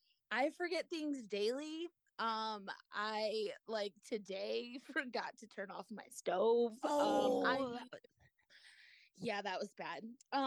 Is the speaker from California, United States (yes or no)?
no; Colorado, United States; I'm from Colorado, the high mountains of Colorado.